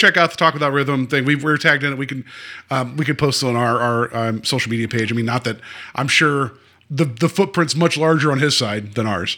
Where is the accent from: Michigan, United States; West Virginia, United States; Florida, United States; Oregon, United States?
West Virginia, United States; I'm from West Virginia